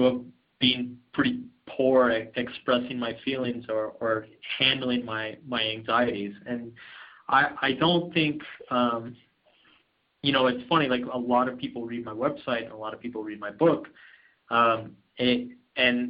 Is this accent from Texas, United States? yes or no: yes; Austin, Texas, United States; I grew up in a nice city. I'm from Austin, Texas.